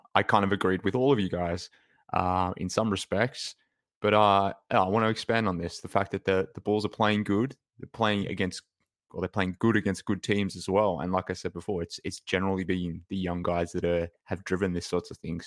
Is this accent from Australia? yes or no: yes; Australia; from Australia